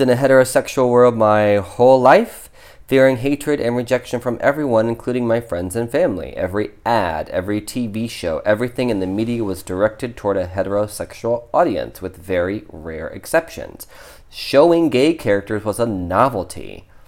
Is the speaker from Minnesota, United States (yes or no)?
no; Ohio, United States; I grew up in Ohio